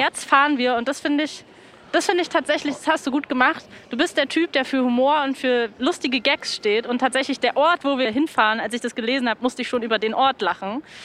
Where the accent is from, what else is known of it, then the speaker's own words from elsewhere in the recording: Berlin, Germany; das hat man sich als Kinder erzählt in Berlin